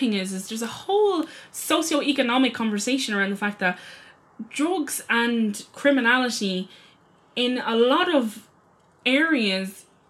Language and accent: English; Ireland; To do with the fact that we're Irish.